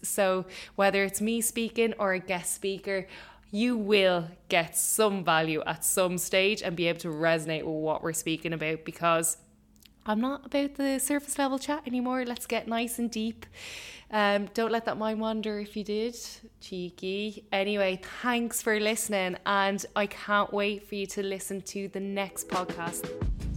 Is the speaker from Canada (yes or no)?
no; Ireland; as an Irish person